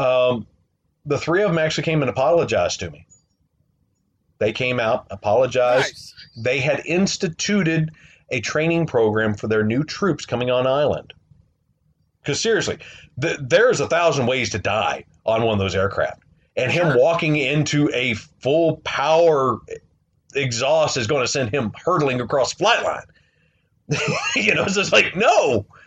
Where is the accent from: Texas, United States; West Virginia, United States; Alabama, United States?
West Virginia, United States; Southern; moved away; growing up in Southern West Virginia